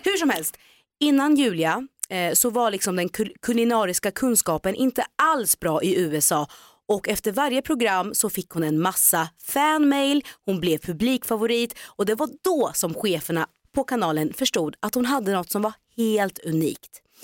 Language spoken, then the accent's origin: Swedish; Norrköping, Östergötland, Sweden; moved away; jag är ju faktiskt född och uppväxt i Norrköping